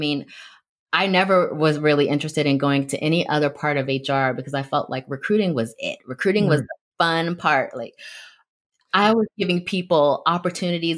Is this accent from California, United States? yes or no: yes; Bay Area, California, United States; being a Black woman growing up in the Bay Area